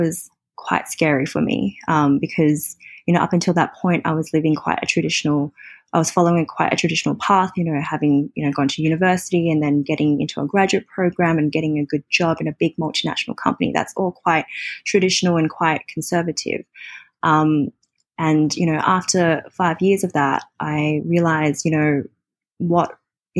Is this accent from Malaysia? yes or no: no; Australia; moved away as an adult; now in Hong Kong; I'm from Australia and I moved to Hong